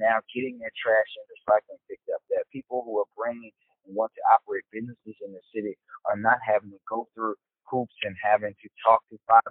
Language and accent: English; Baltimore, Maryland, United States; When I was a kid, I grew up in Park Heights